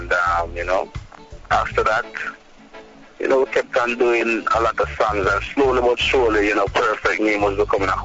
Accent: St. Ann, Saint Ann, Jamaica; I'm from St. Anne, where, you know, there's not a lot of people within the whole business respect St. Anne artists, because I'm a St. Anne artist

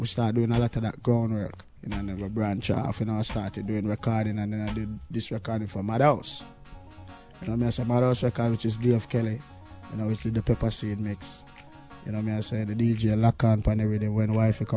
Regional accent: Portmore, Saint Catherine, Jamaica; also born or lived in Kingston, Jamaica; I was born in Kingston, but I left Kingston from an early age, you know. I went to grow up in a place they call Portmore.

